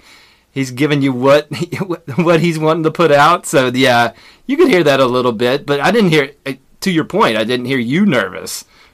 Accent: West Virginia, United States; We're both from West Virginia

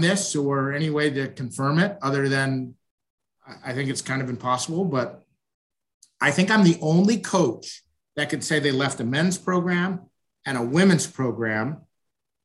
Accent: Northwest suburbs of Chicago, Illinois, United States; now in Kansas City, United States; I'm from the Northwest suburbs

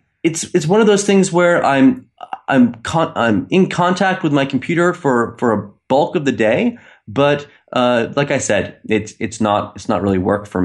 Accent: Maine, United States; now in Istanbul, Turkey; I'm from Maine, but I'm in Istanbul. So I'm 7 hours ahead of the East Coast.

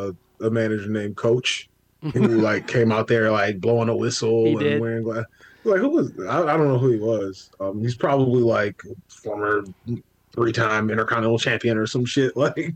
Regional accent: Detroit, Michigan, United States; I'm from Detroit.

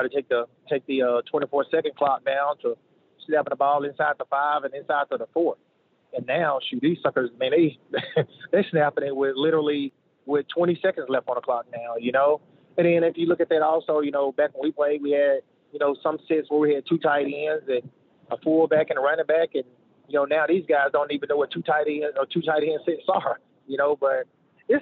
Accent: Shannon, Mississippi, United States; I'm from Shannon. so we're like 55 minutes from Starville, 55 from Oxford

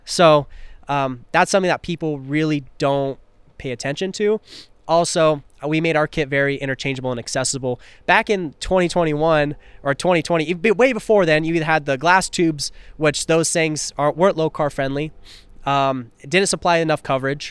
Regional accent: Tri-Cities, Washington, United States; moved away; I wanna rep my hometown." So, three cities. Tri-Cities

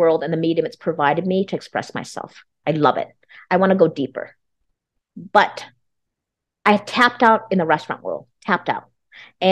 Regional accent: United States; I'm Vietnamese American.

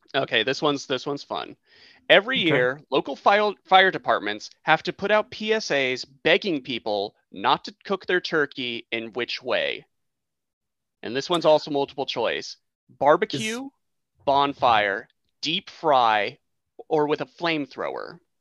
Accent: United States

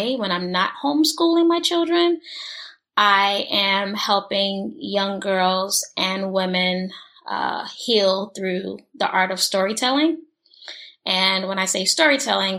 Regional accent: Newark, New Jersey, United States; moved away; I grew up in Newark, New Jersey

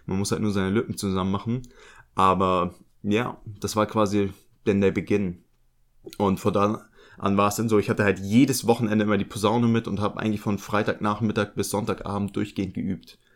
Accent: Lübeck, Schleswig-Holstein, Germany; Ich bin ja in Lübeck groß geworden.

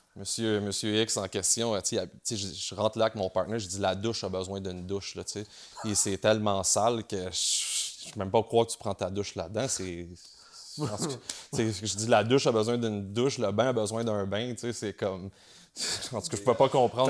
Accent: Montreal, Quebec, Canada; je viens de Montréal.

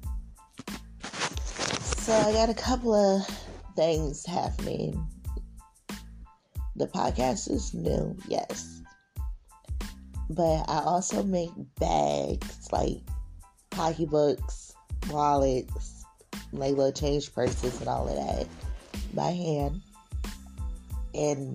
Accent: Richmond, Virginia, United States; I'm from Richmond, Virginia, 24.

